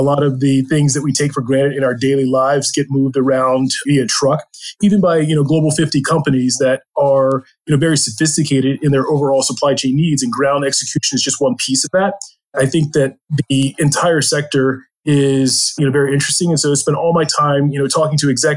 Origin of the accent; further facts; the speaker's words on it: Maryland, United States; I grew up on a farm in Maryland